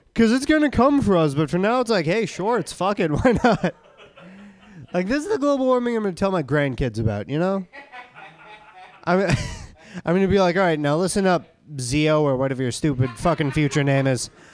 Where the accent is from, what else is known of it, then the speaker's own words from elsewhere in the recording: Boston, Massachusetts, United States; I'm from the East Coast. I'm from Boston